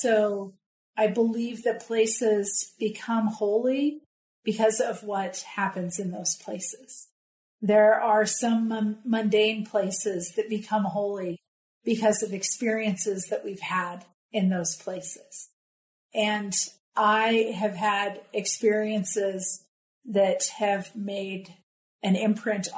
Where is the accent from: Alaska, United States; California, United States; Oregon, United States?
California, United States; I grew up in California